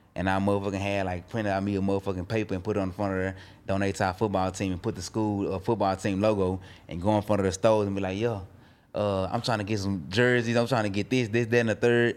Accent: Dallas, Texas, United States; I'm from Dallas, Oak Cliff

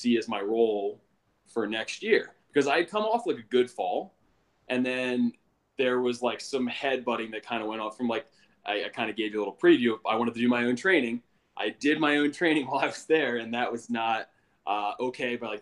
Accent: Carroll County, Maryland, United States; also born or lived in Baltimore, Maryland; I grew up in Carroll County, which is like 45 minutes northwest of Baltimore City.

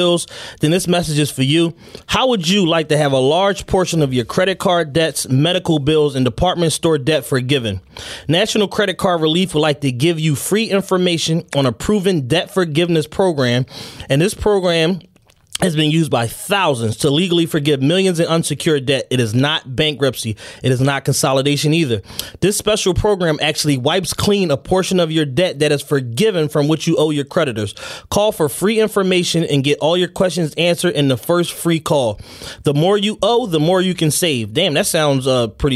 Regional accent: Philadelphia, Pennsylvania, United States; I'm from Southwest, but I'm a little bit older than you

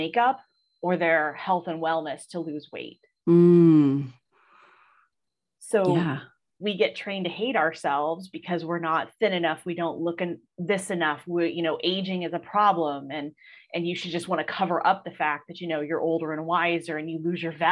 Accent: Ohio, United States; I'm from Ohio. So like Longa Burger baskets were a huge thing when I was growing up

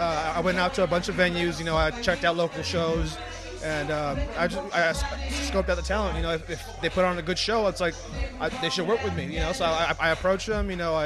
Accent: San Diego, California, United States; I grew up in City Heights.

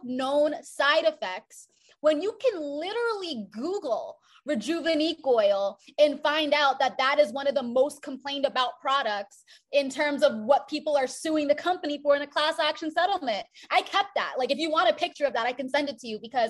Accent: South Florida, United States; I grew up in a predominantly white neighborhood in South Florida

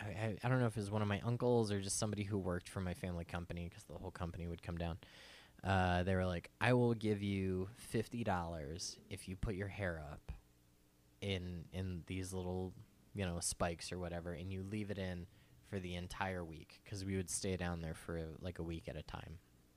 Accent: Phoenix, Arizona, United States; Growing up in Phoenix, our family, like I come from like a moderately wealthy family

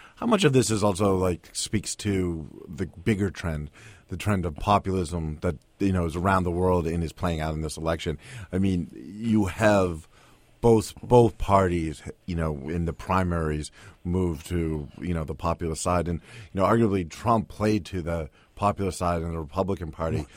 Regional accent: Boston, Massachusetts, United States; moved away; I grew up in Boston

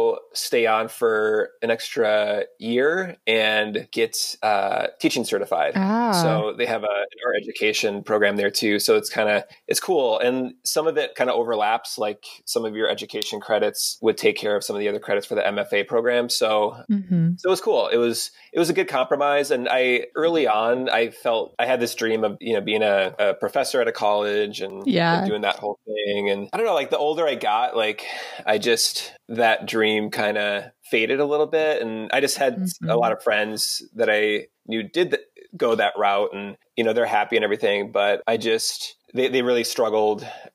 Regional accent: Minnesota, United States; also born or lived in New York City; now in Minneapolis, United States; I grew up in Minnesota

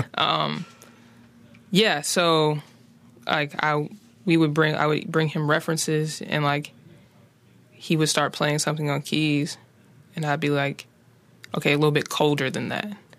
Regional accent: Charlotte, North Carolina, United States; moved away; also born or lived in West Philadelphia, Pennsylvania; growing up on the West Side

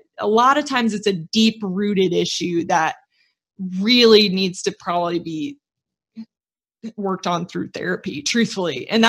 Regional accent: United States; I have to live a certain way because I'm an American.

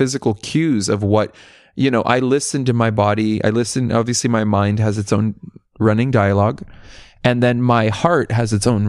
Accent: California, United States; Yeah, I grew up in Central Coast, which is, if you're in LA, it's if you take the 101, it's 4 hours north.

